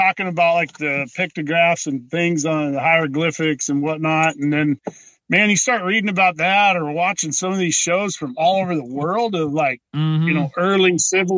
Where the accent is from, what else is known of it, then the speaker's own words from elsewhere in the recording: Colorado, United States; moved away as an adult; now in North Dakota, United States; Growing up in Colorado, my granddad took me fishing and stuff with Pueblo Reservoir